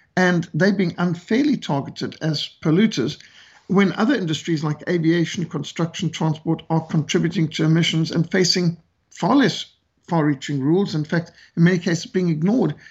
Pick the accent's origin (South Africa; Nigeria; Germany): South Africa; South Africa, country where I live now, my, my home country, South Africa